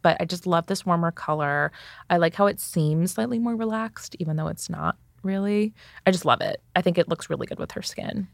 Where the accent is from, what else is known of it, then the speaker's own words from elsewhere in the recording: Jersey Shore, New Jersey, United States; I'm from New Jersey. I'm from the Jersey Shore specifically